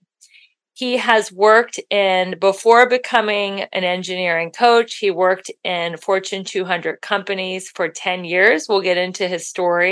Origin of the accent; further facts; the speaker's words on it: Midwest, United States; I'm from the Midwest